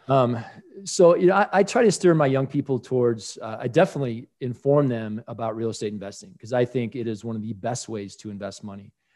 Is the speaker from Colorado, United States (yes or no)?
yes; Colorado, United States; in my home state of Colorado